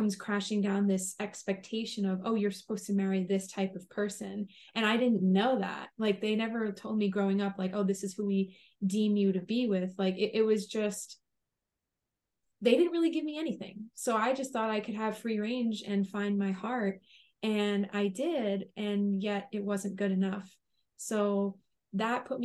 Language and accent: English; Long Island, New York, United States; also born or lived in Rhode Island; now in Connecticut, United States; I grew up on Long Island in New York